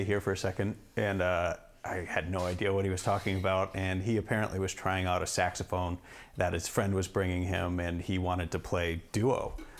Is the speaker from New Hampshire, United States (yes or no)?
yes; Londonderry, New Hampshire, United States; I grew up in Londonderry, New Hampshire.